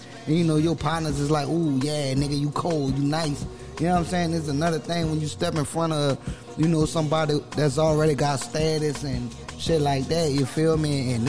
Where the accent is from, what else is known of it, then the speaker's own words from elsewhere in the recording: New Orleans, Louisiana, United States; Oh, man, you know, I'm from New Orleans, you dig? And, you know, specifically downtown Ninth Ward, New Orleans.